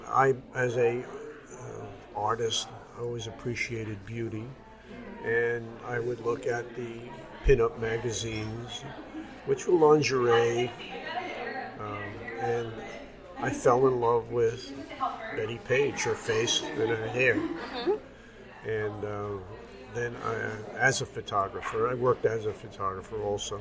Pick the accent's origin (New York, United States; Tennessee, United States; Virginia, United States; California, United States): New York, United States; I'm a New Yorker